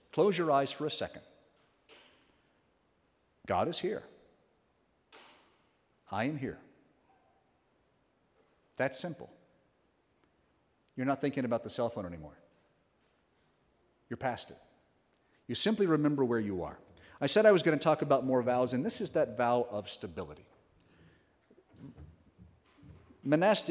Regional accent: Western Oklahoma, United States; I'm from Western Oklahoma. There's one parish in the county, so we had a hike to get there.

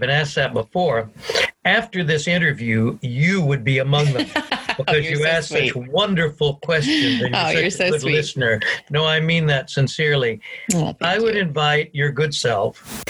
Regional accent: United States; now in Scotland; So there was always this thing that brought us together as an American people. So what is different in Scotland and in Europe is not the big things culturally, it's the small things.

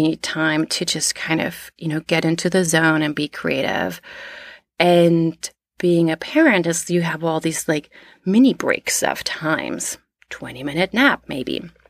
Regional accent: East Germany, Germany; also born or lived in Canada / United States / Australia; So I'm from East Germany. I lived in Canada. I lived in New York before. I lived in Australia, in India, in England.

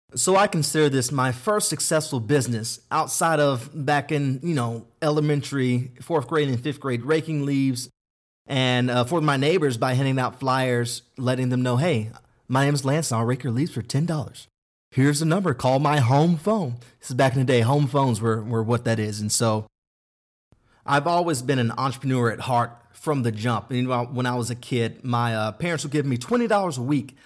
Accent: Denton, Texas, United States; I had a great childhood growing up in Denton, Texas, which is thirty minutes north of Dallas

